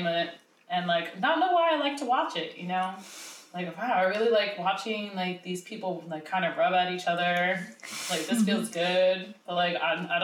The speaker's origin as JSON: {"language": "English", "town": "New York City", "region": "New York", "country": "United States", "said": "I'm from Staten Island. Yeah, Staten Island"}